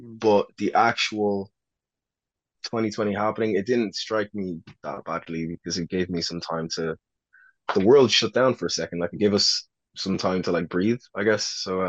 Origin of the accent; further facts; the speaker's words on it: Ireland; when I grew up in Ireland, I was really exposed to a lot of American media. So in Ireland, my accent, for people that were not attuned to the American accent, would sound American.